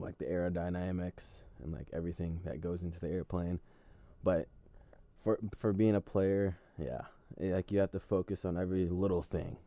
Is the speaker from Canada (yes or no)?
no; Philippines; now in United States; the Philippines, my hometown.